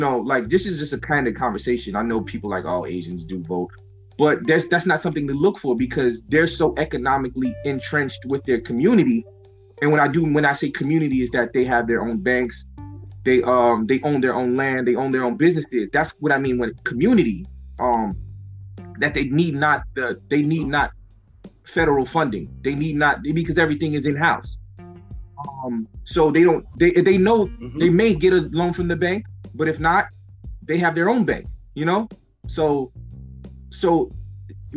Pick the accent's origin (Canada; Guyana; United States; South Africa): Guyana; being Guyanese, right, being South American